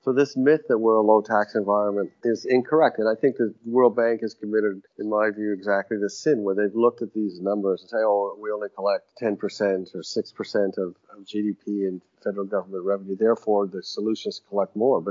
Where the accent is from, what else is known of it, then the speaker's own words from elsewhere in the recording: Canada; now in Nigeria; I'm a visitor and I'm Canadian